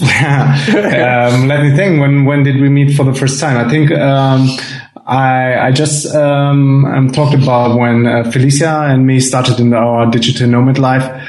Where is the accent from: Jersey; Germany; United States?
Germany; from Germany